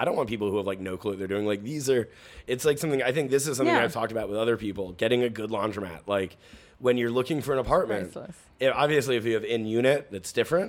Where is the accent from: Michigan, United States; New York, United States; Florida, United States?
New York, United States; New York City; growing up in the Bronx